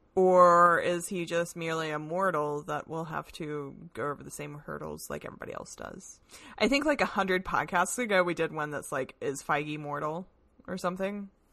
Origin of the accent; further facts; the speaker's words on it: the South, United States; I'm a Southerner